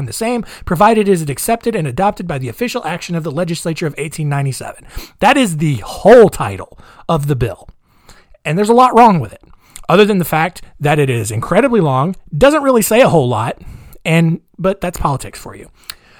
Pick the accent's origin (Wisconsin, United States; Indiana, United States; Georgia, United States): Indiana, United States; That's how stupid I am, because I'm from Indiana.